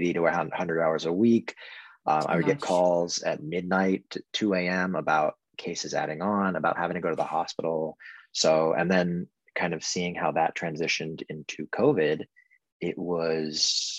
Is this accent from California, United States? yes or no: yes; Orange County, California, United States; also born or lived in Berkeley / Sonoma / San Luis Obispo / Los Angeles; now in San Diego, United States; I was born and raised in Orange County